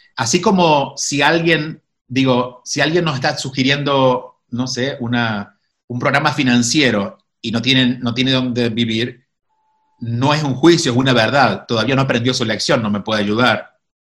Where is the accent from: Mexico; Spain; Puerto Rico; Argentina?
Argentina; Córdoba; moved away; also born or lived in Miami, United States / New York, United States; nunca viví en Buenos Aires, soy de Córdoba